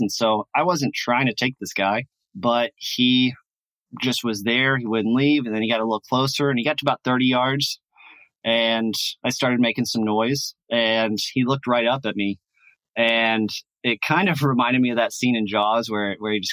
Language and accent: English; Louisiana, United States; I'm from Louisiana